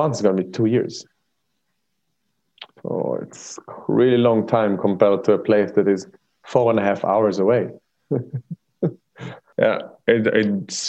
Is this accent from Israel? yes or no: yes; Israel; moved away; I'm from Israel and I haven't been home in a very long time.